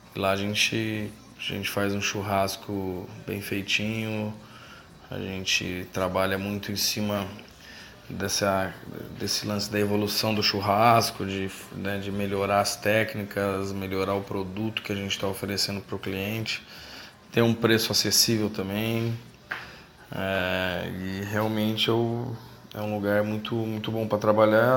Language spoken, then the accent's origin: Portuguese; Campinas, São Paulo, Brazil; moved away as an adult; also born or lived in Indaiatuba, Brazil / Australia; now in Fortaleza, Brazil; sou natural de Indaiatuba, interior de São Paulo. Cresci em Campinas